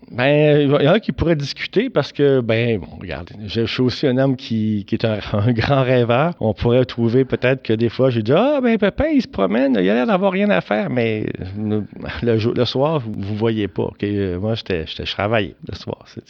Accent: Laval, Quebec, Canada; j'étais de Valois

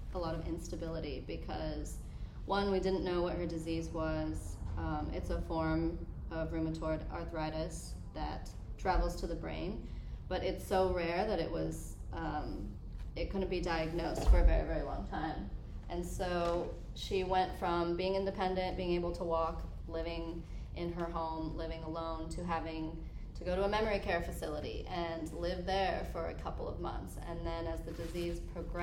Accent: Colorado, United States; moved away; I'm from Colorado

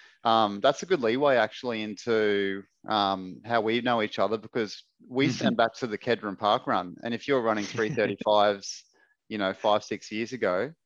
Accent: Brisbane, Queensland, Australia; I grew up in Ashgrove.

